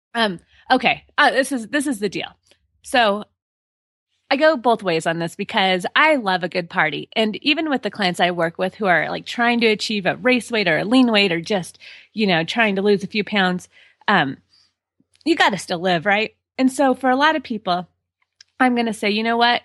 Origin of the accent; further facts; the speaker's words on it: Colorado, United States; born and raised in Colorado